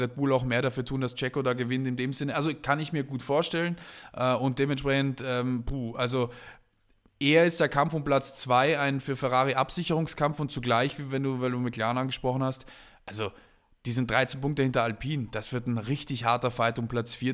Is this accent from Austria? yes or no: no; South Tyrol, Trentino-Alto Adige, Italy; ich bin ja ursprünglich Italiener, äh, und äh, habe quasi meine Jugend äh, schon in, zwar in Südtirol verbracht